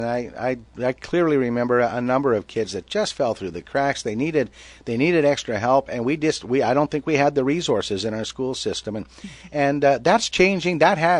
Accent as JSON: {"language": "English", "town": "Moose Jaw", "region": "Saskatchewan", "country": "Canada", "tie": "born or raised there", "also_born_or_lived": "Regina", "said": "I did some growing up in Regina, but as a boy, moved to Moose Jaw in grade 3."}